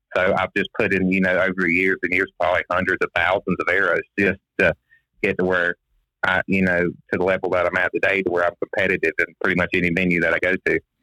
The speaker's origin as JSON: {"language": "English", "region": "Florida", "country": "United States", "tie": "born or raised there", "said": "I'm from Florida originally. Uh, I live in a little place called Sunny Hills. I was born 20 minutes from here"}